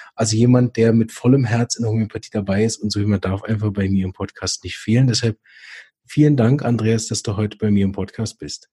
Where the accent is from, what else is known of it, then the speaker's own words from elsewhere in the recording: Berlin, Germany; aus meiner Heimatstadt Berlin